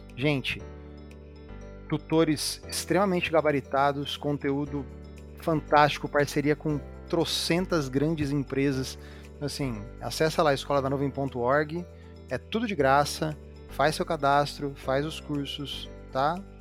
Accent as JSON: {"language": "Portuguese", "region": "interior of São Paulo", "country": "Brazil", "moved": "yes", "lives_now": "São Paulo, Brazil", "said": "eu sou do interior de São Paulo e eu vim para a capital"}